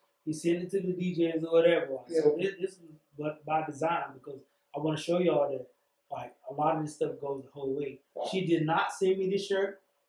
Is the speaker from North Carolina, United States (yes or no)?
yes; Johnston County, North Carolina, United States; I come from Johnson County.